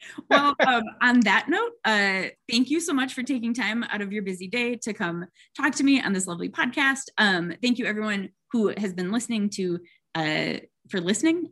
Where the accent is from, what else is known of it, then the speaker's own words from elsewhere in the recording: Oshkosh, Wisconsin, United States; moved away; I grew up in Wisconsin